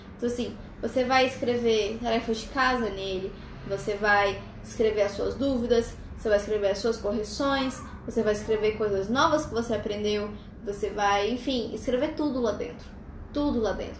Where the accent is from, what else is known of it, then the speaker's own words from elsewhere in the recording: Brasília, Federal District, Brazil; eu sou de uma cidade que parece um deserto. Brasília é um lugar muito, seco, muito seco.